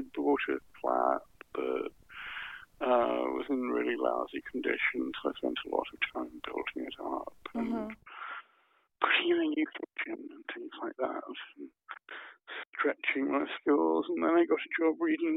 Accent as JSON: {"language": "English", "region": "around London", "country": "United Kingdom", "tie": "born or raised there", "moved": "as an adult", "lives_now": "Berlin, Germany", "said": "In the 50s, in the 50s and 60s in England, round about London"}